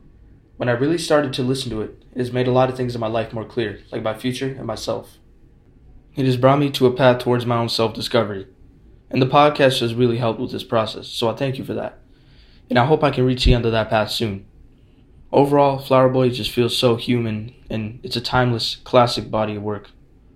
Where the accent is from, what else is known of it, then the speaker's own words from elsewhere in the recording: Ontario, Canada; I'm a student from Ontario.